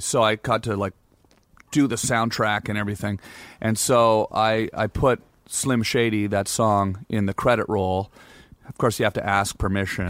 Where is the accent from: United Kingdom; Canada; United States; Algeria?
Canada; I'm Canadian